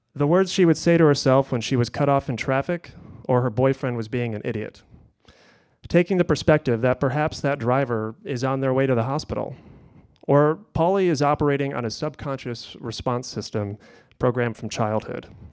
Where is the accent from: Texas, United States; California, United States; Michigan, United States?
Michigan, United States; Kalamazoo; all of Kalamazoo felt like my playground